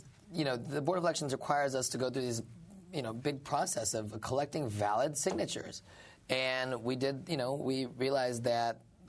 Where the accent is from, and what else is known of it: Indiana, United States; born or raised there; moved away as an adult; also born or lived in Mississippi; now in New York City, United States